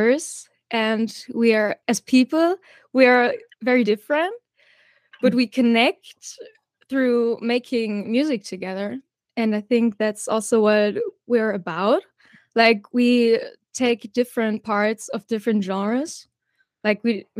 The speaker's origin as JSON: {"language": "English", "region": "northwest Germany", "country": "Germany", "said": "We are from Germany."}